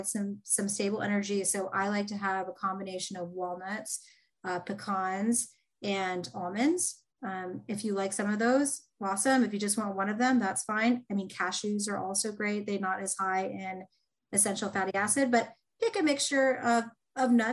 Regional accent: Indiana, United States; I'm from Indiana

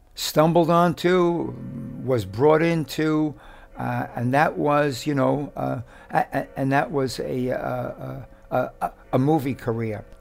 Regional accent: New York City, New York, United States; we grew up together in West Harlem

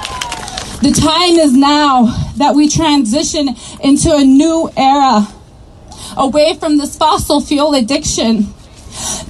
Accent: Cheyenne River Sioux Reservation, South Dakota, United States; I am from the Cheyenne River Sioux Reservation.

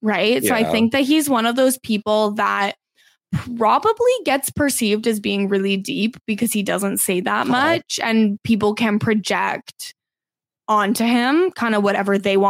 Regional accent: Canada; as a Canadian.

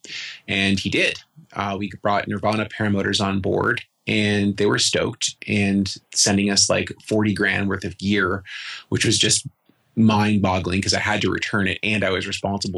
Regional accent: Toronto, Ontario, Canada; moved away as an adult; also born or lived in Vancouver; now in Nelson, Canada; I was from Toronto

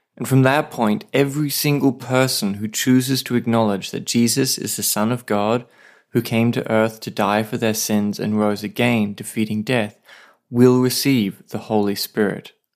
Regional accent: Australia; now in Saipan, Northern Mariana Islands

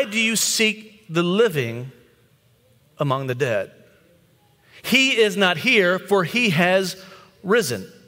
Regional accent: the Bible Belt, United States; being in the Bible Belt and growing up in the Bible Belt

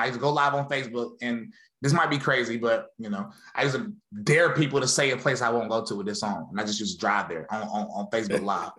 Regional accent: High Point, North Carolina, United States; moved away as an adult; now in Murfreesboro, United States; I was born and raised in High Point, North Carolina

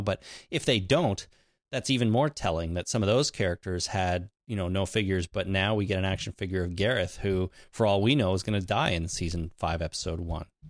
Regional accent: Canada; I'm Canadian

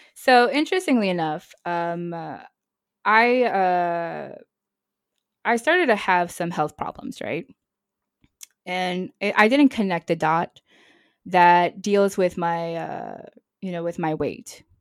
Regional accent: New York City, New York, United States; moved away as an adult; also born or lived in Nashville, Tennessee; now in Marseille, France; I'm originally from New York City, and then I lived in, in Nashville.

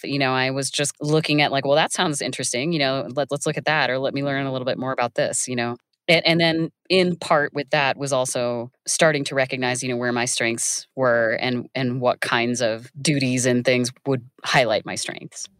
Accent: Iowa, United States; I grew up in Iowa

